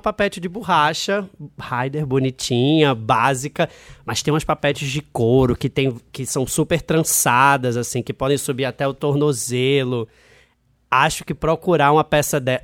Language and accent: Portuguese; Recife, Pernambuco, Brazil; moved away as an adult; now in Rio de Janeiro, Brazil; eu sou de Recife, né? Eu nasci em Recife, morei lá até 19 anos e eu fui morar no Rio com 20 anos